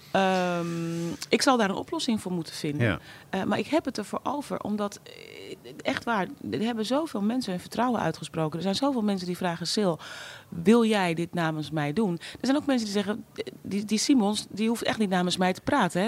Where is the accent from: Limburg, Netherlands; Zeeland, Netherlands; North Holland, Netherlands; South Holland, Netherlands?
North Holland, Netherlands; Amsterdam; ik ben opgegroeid in Amsterdam-West